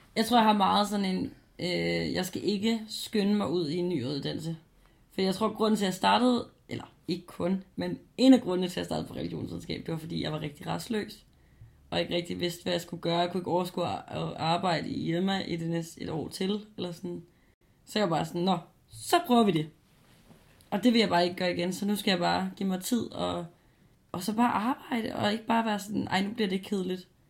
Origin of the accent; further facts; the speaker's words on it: Copenhagen, Capital Region of Denmark, Denmark; Jeg flytter også hjem igen til København